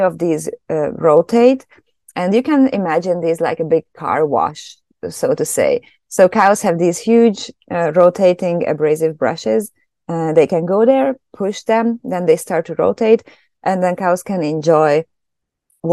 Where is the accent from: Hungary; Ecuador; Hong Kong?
Hungary; moved away as an adult; also born or lived in Germany; now in Canada; I'm originally from Hungary, so that's where I studied.